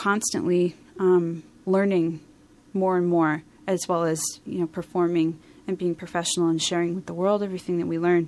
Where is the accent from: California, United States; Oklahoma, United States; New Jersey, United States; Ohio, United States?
New Jersey, United States; moved away; also born or lived in Philadelphia, Pennsylvania; the first part of my childhood, I lived in South Jersey